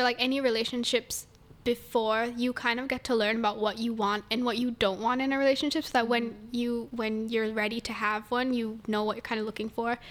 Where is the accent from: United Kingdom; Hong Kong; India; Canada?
India; moved away; because I grew up in India, like my high school was in India.